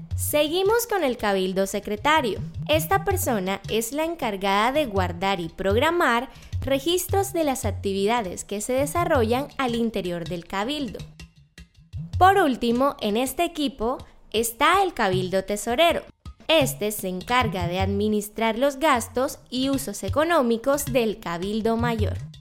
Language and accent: Spanish; Malambo, Atlántico, Colombia; pertenezco al pueblo indígena Mocaná del territorio de Malambo en el Atlántico